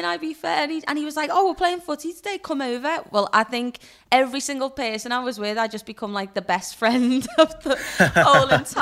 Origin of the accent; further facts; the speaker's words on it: Liverpool, North West England, United Kingdom; my hometown, Liverpool